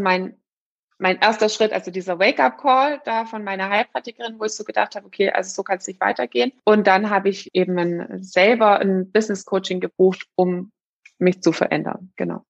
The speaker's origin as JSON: {"language": "German", "region": "Swabia", "country": "Germany", "said": "ich bin Schwäbin"}